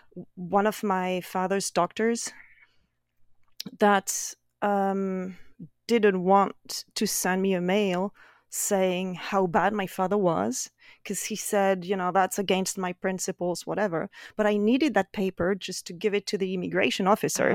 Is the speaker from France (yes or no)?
yes; Brittany, France; English is a second language; moved away as an adult; also born or lived in Paris, France; now in Northern Virginia, United States; I'm originally from France, and more specifically, I come from the western part of France, which is called Brittany.